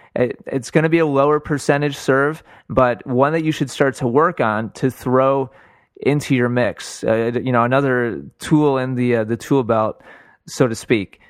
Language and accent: English; Milwaukee, Wisconsin, United States; moved away; I'm from Milwaukee originally